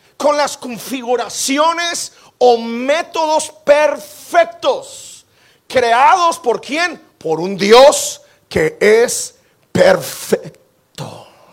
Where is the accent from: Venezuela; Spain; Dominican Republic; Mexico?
Mexico; Como buen mexicano